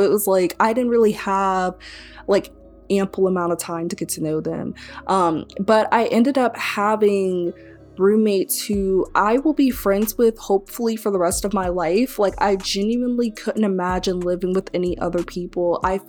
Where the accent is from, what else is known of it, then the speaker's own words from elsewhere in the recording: Tallahassee, Florida, United States; also born or lived in Mississippi / Maryland / Texas / Crestview, Florida; now in Gainesville, United States; But I was born in Mississippi, and then we moved to Maryland, then we moved to Crestview, Florida, then we moved to Texas, and then we moved to Tallahassee, Florida. And now, being in college, I've also lived in, and currently, you know, live in Gainesville, Florida.